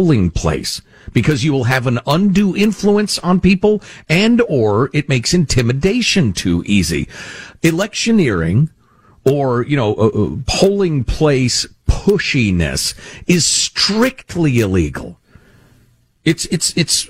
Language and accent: English; Chicago, Illinois, United States; moved away; the corruption I grew up with in Chicagoland